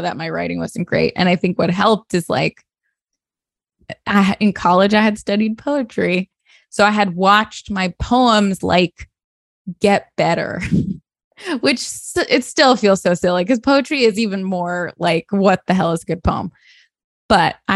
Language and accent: English; Sarasota, Florida, United States; moved away; my hometown, Sarasota, Florida